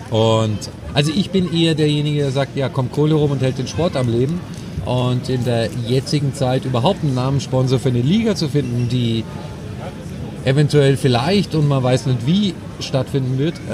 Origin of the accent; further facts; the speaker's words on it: Munich, Bavaria, Germany; Aber ganz ehrlich, so als Münchner hätte vor ein paar Jahren